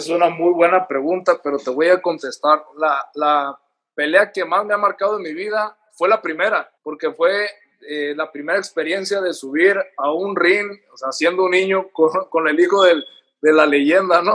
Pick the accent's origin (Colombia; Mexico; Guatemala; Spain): Mexico; Culiacán, Sinaloa; moved away as an adult; also born or lived in Los Angeles; Culiacán, de donde yo soy